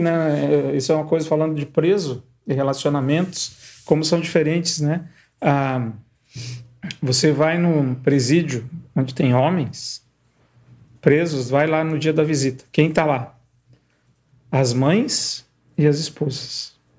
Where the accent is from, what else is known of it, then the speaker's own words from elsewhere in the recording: Guarapuava, Paraná, Brazil; eu sou de Guarapuava